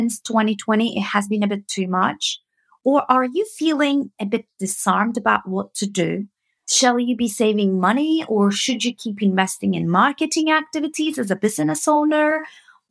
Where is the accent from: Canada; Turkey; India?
Turkey; moved away as an adult; now in United Kingdom; I'm coming from Turkey